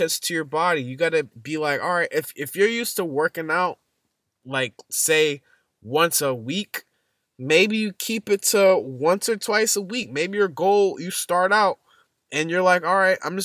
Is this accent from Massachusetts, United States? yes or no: yes; Boston, Massachusetts, United States; I'm from Boston, Massachusetts. And winter is nothing new to us